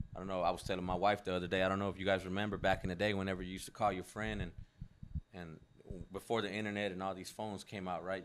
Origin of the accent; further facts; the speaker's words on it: Mexico; moved away; me growing up in Mexico